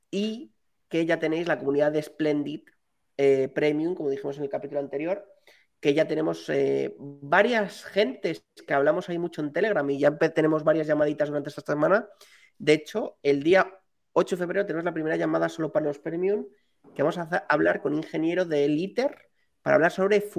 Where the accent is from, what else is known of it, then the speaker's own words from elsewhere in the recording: Madrid, Community of Madrid, Spain; Yo soy de Chamberí, tío. No lo puedo evitar. Soy de Chamberí.